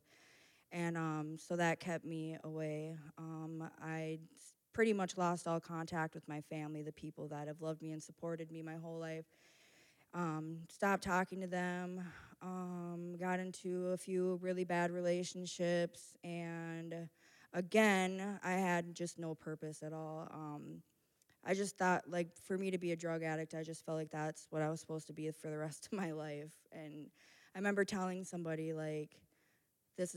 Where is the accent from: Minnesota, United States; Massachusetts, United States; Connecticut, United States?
Minnesota, United States; Minneapolis; I grew up in Minneapolis